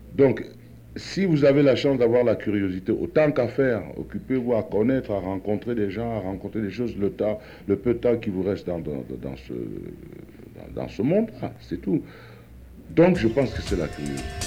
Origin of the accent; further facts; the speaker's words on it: Cameroon; je suis africain, plus loin, je suis camerounais